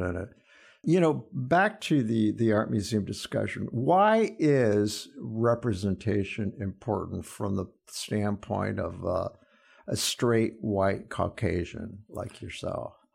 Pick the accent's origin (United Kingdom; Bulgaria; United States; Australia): United States; Fort Wayne, Indiana; my hometown, Fort Wayne